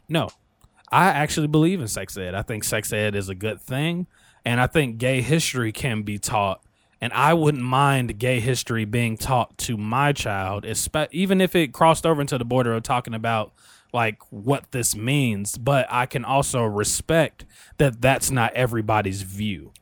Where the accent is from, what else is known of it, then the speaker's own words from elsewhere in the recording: Illinois, United States; in my hometown, I don't know if it's all of Illinois or if this was just my hometown